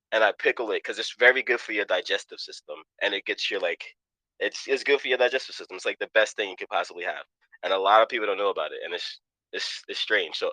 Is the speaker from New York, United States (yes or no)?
yes; New York City, New York, United States; now in Pennsylvania, United States; Um, I come from Queens, Jamaica, New York, Southside Jamaica. I was born in 1986. Um, my mom is Cuban. I mean, my dad is Cuban. My mom is West Indian